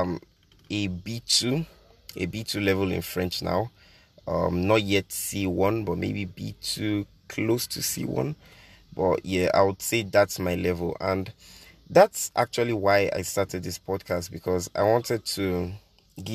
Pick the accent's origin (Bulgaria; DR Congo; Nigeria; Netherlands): Nigeria; I'm Nigerian. I'm 18. I live in Nigeria.